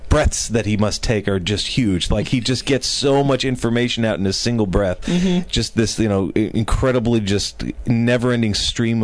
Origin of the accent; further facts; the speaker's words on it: Chicago, Illinois, United States; moved away; also born or lived in California; I'm from Chicago, so we went back, and so it was like, went back to, like, my childhood neighborhood theater